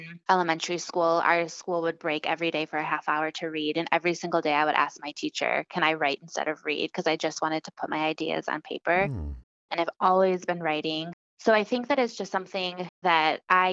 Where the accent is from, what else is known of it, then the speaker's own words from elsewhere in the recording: Milwaukee, Wisconsin, United States; also born or lived in Santiago, Chile; I was born in Santiago, Chile, and I was raised in Milwaukee, Wisconsin